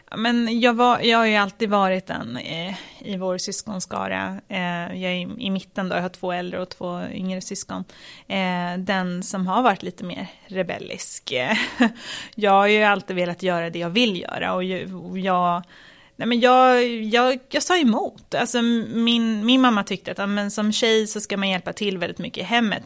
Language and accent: Swedish; Stockholm, Stockholm County, Sweden; jag växte upp i, i Tensta